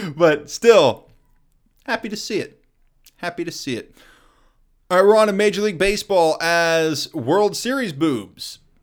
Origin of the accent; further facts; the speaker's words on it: Kansas City, United States; I grew up in Kansas City